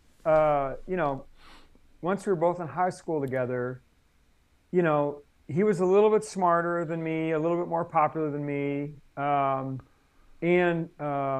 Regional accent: Doylestown, Ohio, United States; also born or lived in East Palestine, Ohio / Salem, Oregon / Columbus, Ohio; now in Portland, United States; I grew up in Ohio

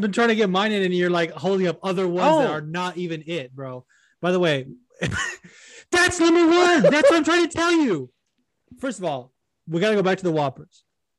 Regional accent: Las Vegas, Nevada, United States; when I was little, when I grew up in Vegas

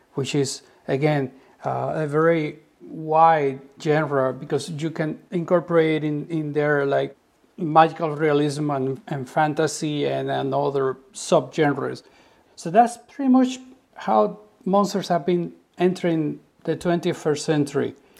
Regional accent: Cuba; growing up in Cuba and being educated under the revolution

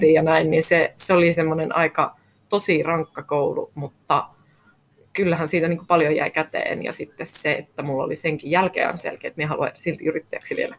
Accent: Rovaniemi, Lapland, Finland; also born or lived in London, United Kingdom / Helsinki, Finland; now in Äkäslompolo, Finland; minä olen alun perin Rovaniemeltä kotoisin, eli lappilainen.

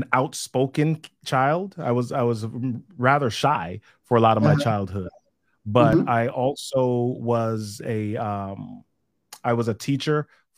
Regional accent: New York City, New York, United States; also born or lived in Jamaica / Massachusetts; now in Maryland, United States; I moved to New York City, which is where I grew up in the Bronx for about 10 years before going to college.

